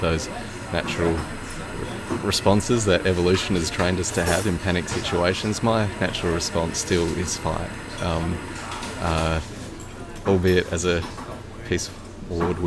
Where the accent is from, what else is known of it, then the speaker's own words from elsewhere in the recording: Perth, Western Australia, Australia; I'm from Perth, Wadjuk country